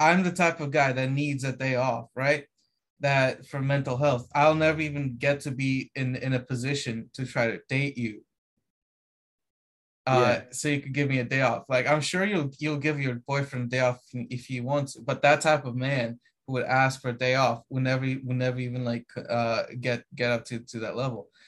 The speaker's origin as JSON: {"language": "English", "country": "Romania", "moved": "yes", "said": "I come from Romania"}